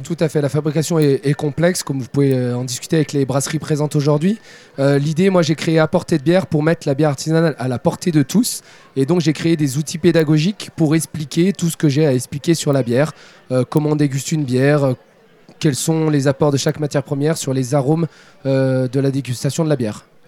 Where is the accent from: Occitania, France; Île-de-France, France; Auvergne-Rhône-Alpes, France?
Auvergne-Rhône-Alpes, France; Saint-Étienne; also born or lived in Deux-Sèvres; now in Parthenay, France; originaire de Saint-Étienne, pas très loin d'Avez, et aujourd'hui je suis installé dans les Deux-Sèvres, à côté de Partenay